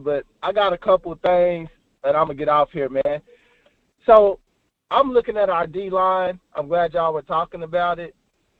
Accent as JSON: {"language": "English", "region": "Oklahoma", "country": "United States", "said": "I'm from Oklahoma"}